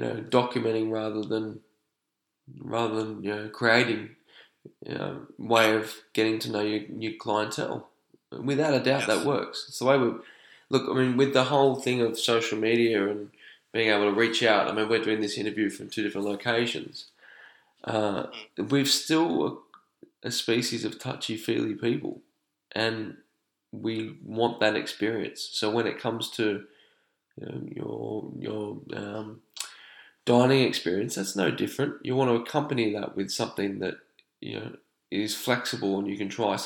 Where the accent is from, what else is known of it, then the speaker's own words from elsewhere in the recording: Sydney, New South Wales, Australia; moved away as an adult; now in Sweden; I'm from Sydney